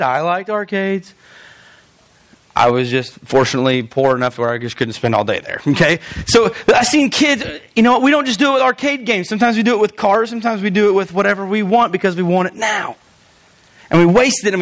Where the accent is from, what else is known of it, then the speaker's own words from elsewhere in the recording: Albion, United States; I am from Albion.